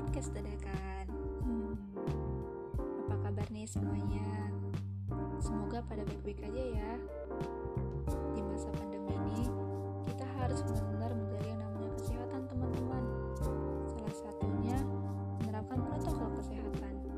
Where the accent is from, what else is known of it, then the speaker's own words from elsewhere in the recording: North Sumatra, Indonesia; Aku berasal dari Sumatera Utara